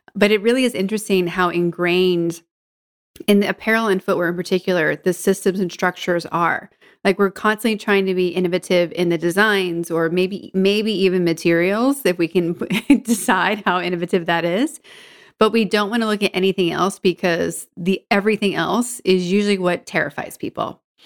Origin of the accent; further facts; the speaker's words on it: Georgetown, Massachusetts, United States; I grew up north of Boston in Georgetown